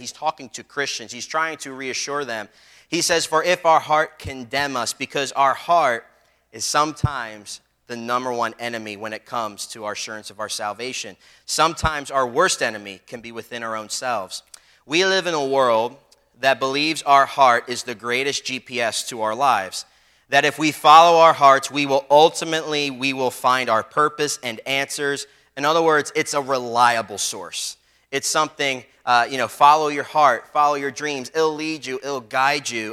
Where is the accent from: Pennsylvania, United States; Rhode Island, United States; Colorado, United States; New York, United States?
Pennsylvania, United States; Philadelphia; growing up in Philly on the street, there were some people that would bully me and stuff